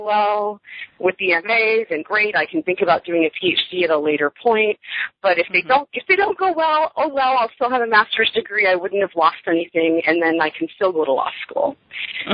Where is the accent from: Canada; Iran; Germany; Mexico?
Canada; I am originally from Canada, born and raised